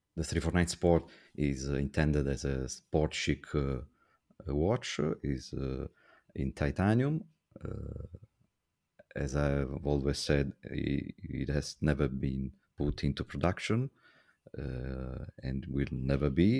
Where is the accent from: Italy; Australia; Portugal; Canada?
Italy; I'm from Italy.